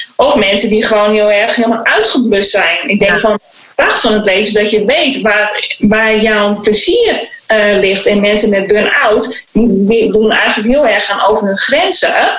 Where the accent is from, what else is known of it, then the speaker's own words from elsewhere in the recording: Beetsterzwaag, Friesland, Netherlands; moved away; also born or lived in Suriname; in het Friese dorp in Beetswagen waar ik ben opgegroeid